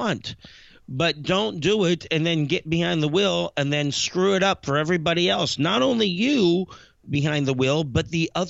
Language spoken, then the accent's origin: English; Greensburg, Pennsylvania, United States; my hometown, Greensburg, PA